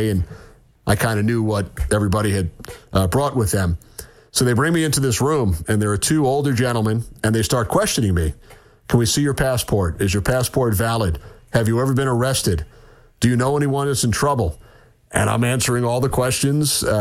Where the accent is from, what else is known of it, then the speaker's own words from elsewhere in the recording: New York, United States; growing up in New York with a father who worked for the Rangers